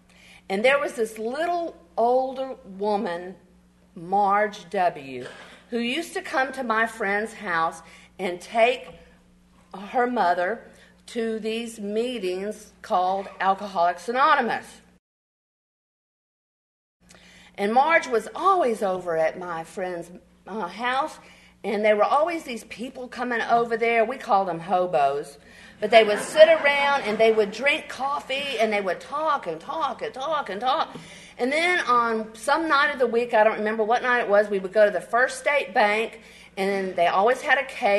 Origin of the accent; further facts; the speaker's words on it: Bryan, Texas, United States; And I'm from Bryan, Texas, where the men are men and the sheep run scared.